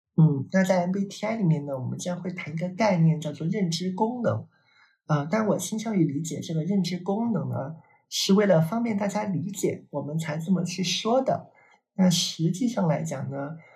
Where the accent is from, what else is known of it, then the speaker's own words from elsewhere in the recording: China; 我们是个中国人